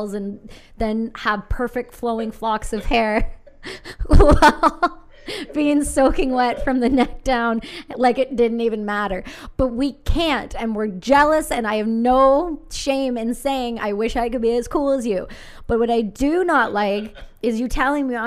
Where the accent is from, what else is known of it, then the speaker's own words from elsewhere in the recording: Canada; I'm Canadian